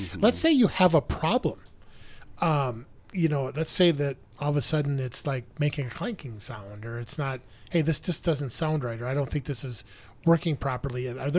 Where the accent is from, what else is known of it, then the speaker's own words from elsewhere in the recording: Minnesota, United States; I'm from Minnesota.